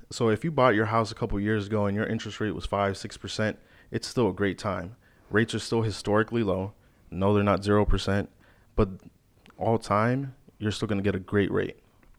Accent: Naples, Florida, United States; also born or lived in Chicago, Illinois; I'm originally from Chicago, but I've been in Naples specifically most of my life. Yep. So like middle school up. So I grew up here, graduated from Gulf Coast High School.

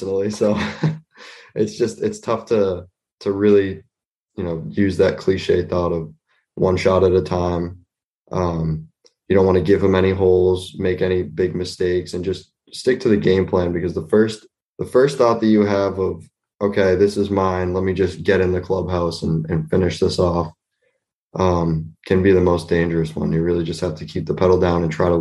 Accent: Nashua, New Hampshire, United States; also born or lived in Concord, New Hampshire; I grew up in Nashua. I was born in Concord and then moved to Nashua when I was about three or four. I've lived in Nashua ever since.

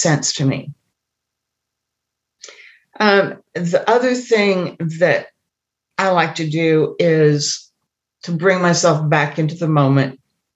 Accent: Indiana, United States; I grew up in Indiana in the Midwest

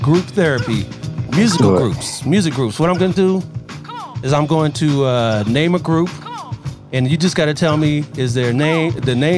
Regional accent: Columbus, Ohio, United States; now in Sacramento, United States; I'm originally from Ohio

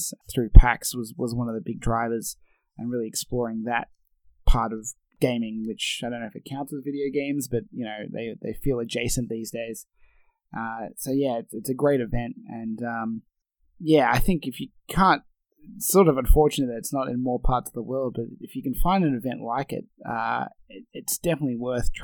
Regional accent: Australia; as an Aussie

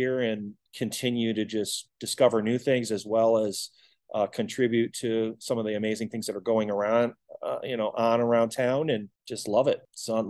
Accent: Detroit, Michigan, United States; now in Kansas City, United States; Originally grew up in Detroit. So I'm not a Kansas City native.

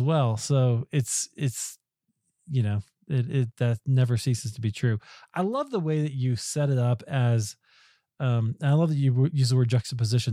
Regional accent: United States; as American evangelicals

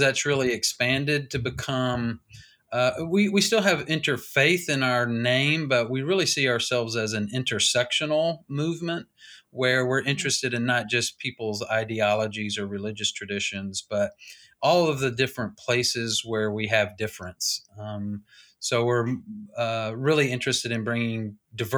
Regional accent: Nashville, Tennessee, United States; moved away as an adult; also born or lived in Southeastern United States; now in Louisville, United States; I was born in Nashville, and I've kind of lived in the southeast part of the world all of my life

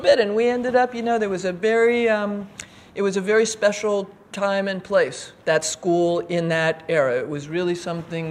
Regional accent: New York, United States; moved away as an adult; also born or lived in Philadelphia; I'm from New York. I live in New York now.

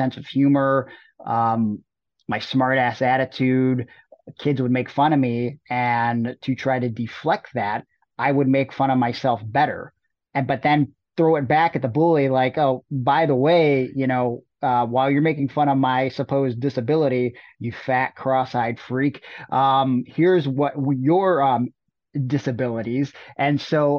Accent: Cleveland, Ohio, United States; born or raised there; moved away

